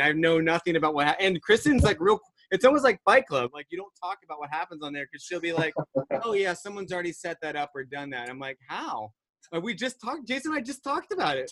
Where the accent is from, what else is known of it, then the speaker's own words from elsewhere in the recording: Virginia Beach, Virginia, United States; now in Cincinnati, United States; I grew up in Virginia Beach